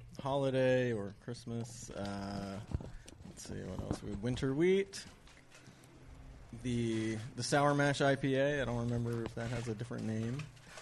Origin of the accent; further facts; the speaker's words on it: San Francisco, California, United States; San Francisco.